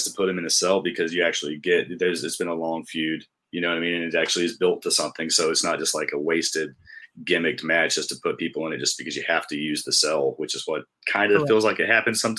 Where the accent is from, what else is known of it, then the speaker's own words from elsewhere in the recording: Asheville, North Carolina, United States; I'm from Asheville, North Carolina